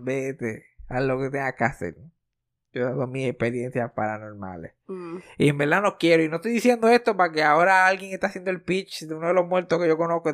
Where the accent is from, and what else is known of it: Puerto Rico